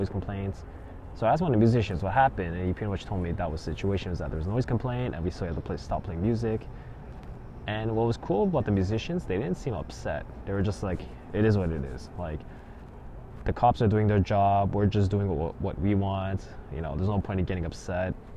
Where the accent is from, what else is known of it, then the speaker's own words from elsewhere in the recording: Canada; growing up in Canada